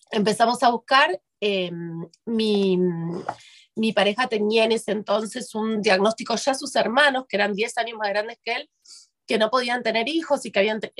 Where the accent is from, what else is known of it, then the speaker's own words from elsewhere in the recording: Buenos Aires, Argentina; soy de Buenos Aires, de Argentina, vivo en Argentina. Eh, mi segundo hogar es allá porque tengo parte de mi familia en España